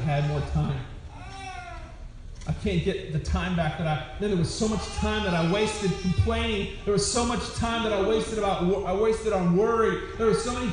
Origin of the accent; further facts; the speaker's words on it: Wyoming, United States; I was born in Wyoming.